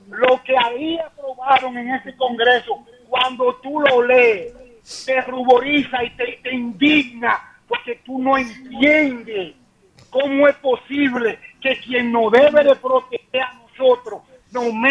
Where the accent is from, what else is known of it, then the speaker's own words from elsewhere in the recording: Dominican Republic; nosotros como dominicanos